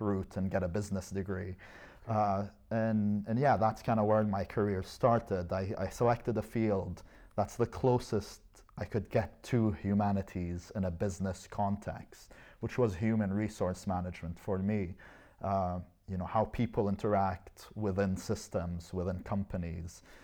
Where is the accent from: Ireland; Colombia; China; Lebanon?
Lebanon; first language Arabic; English is a second language; moved away as an adult; also born or lived in Canada; now in Edinburgh, United Kingdom; I was born in Canada but raised in Lebanon. Uh, I only moved to Edinburgh in two thousand fourteen.